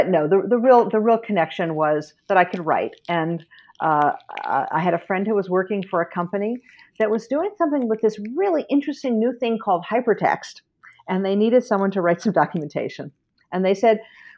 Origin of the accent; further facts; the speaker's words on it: New York City, New York, United States; I grew up in New York City, where we also had lever machines